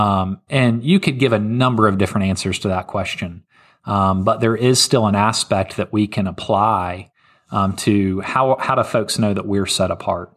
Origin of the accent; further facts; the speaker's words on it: Memphis, Tennessee, United States; I'm from Memphis, Tennessee